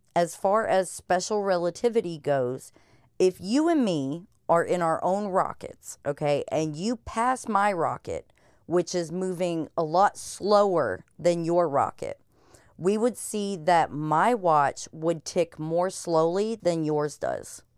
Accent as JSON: {"language": "English", "country": "United States", "said": "as an American who is uncultured"}